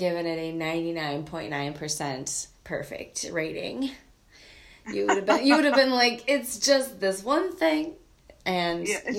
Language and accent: English; Minnesota, United States; Oofta. That's what I say as a Minnesotan.